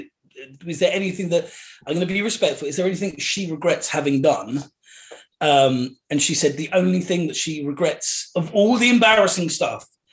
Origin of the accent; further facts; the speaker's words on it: United Kingdom; we're British